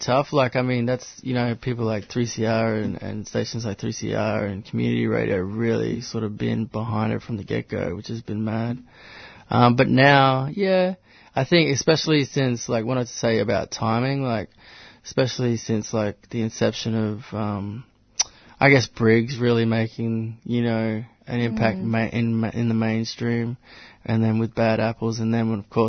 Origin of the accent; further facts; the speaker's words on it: Katherine, Northern Territory, Australia; also born or lived in Fraser Island, Queensland; now in Melbourne, Australia; I grew up in the Northern Territory in the small town of Katherine